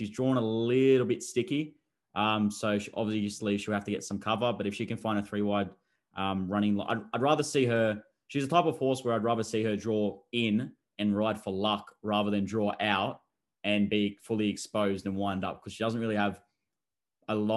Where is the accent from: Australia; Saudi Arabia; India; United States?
Australia; provincial New South Wales; the provincial New South Wales, my hometown.